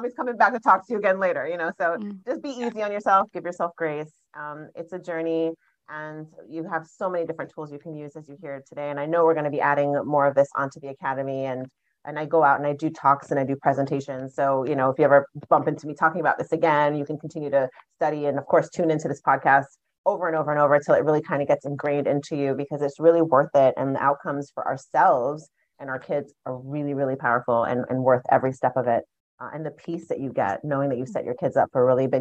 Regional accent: Jamaica; growing up as a Jamaican child. So I was born in Jamaica. My parents are Jamaican.

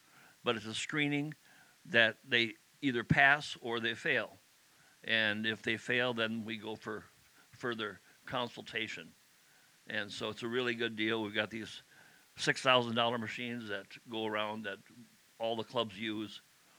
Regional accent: Iowa, United States; also born or lived in North Dakota / Detroit Lakes, Minnesota; now in Litchfield, United States; I'm originally from Iowa and then moved to North Dakota. Went to all my high school in North Dakota, and then came to Litchfield through Pomida. I started in Pomida in Detroit Lakes and moved around a while, and came in 1979 to Litchfield

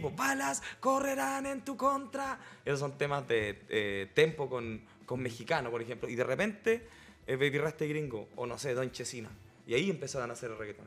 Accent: Chile; yo mismo siendo chileno

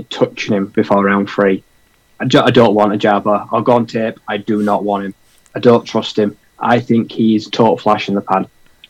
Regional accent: United Kingdom

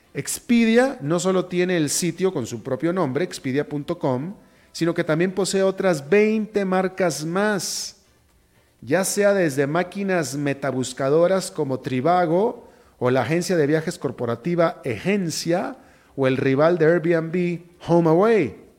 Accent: Mexico; yo sí soy mexicano

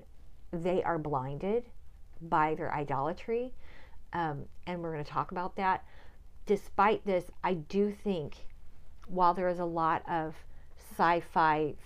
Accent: United States; as an American

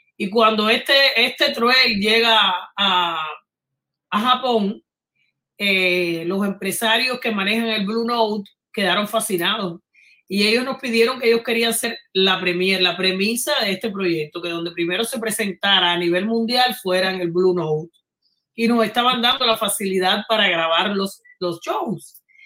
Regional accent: Havana, Cuba; moved away; venimos de barrios colindantes, de La Habana

